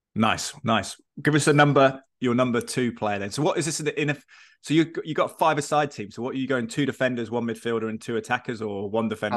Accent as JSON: {"language": "English", "region": "England", "country": "United Kingdom", "said": "as an Englishman"}